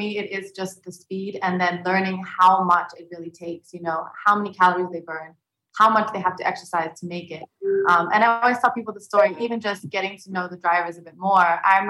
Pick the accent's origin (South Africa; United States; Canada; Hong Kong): South Africa; now in United Arab Emirates; I'm originally South African, but I have lived here for 22 years, and I would definitely consider UAE to be my home.